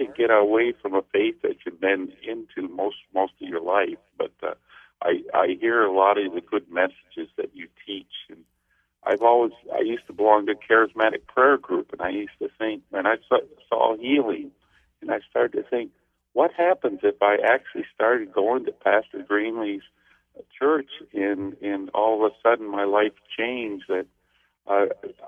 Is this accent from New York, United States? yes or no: no; Grand Rapids, Michigan, United States; I grew up in Grand Rapids, Michigan